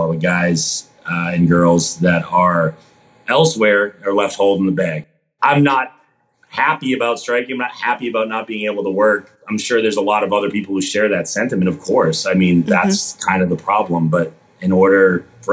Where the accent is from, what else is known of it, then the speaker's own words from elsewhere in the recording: Boston, Massachusetts, United States; I grew up in Boston, Massachusetts